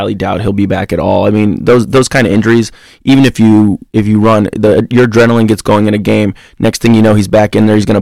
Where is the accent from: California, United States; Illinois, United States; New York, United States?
Illinois, United States; I'm from Illinois